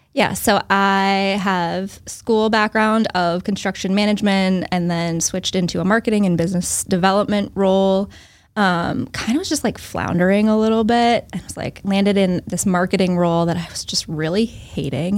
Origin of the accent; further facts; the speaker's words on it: Northbridge, Massachusetts, United States; also born or lived in Newton, Massachusetts; So I grew up in Northbridge, Massachusetts, so south of Worcester